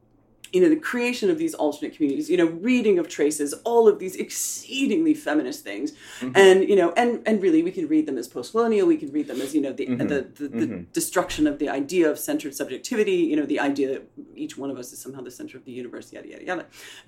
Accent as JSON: {"language": "English", "country": "United States", "accent": "American", "said": "with my American patois"}